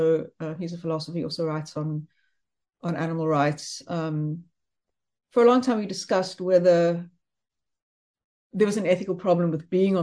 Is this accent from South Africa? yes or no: yes; South Africa; also born or lived in Johannesburg, South Africa / New Jersey, United States; now in Cape Town, South Africa; I am South African